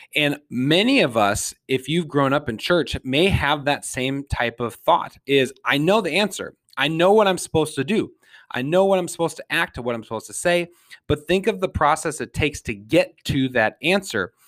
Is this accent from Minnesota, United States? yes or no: yes; St. Paul, Minnesota, United States; I was born in St. Paul.